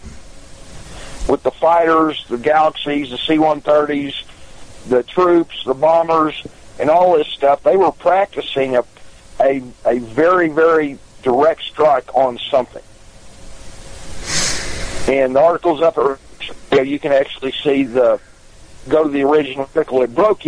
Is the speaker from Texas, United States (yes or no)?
yes; Odessa, Texas, United States; I'm from Odessa, Texas